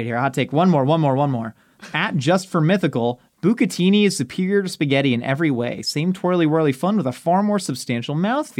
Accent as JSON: {"language": "English", "country": "South Africa", "said": "Yeah, I'm from South Africa, bro."}